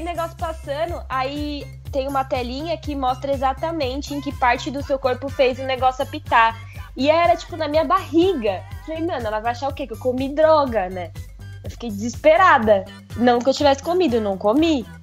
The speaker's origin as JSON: {"language": "Portuguese", "country": "Brazil", "said": "Eu sou brasileira, não tem sotaque"}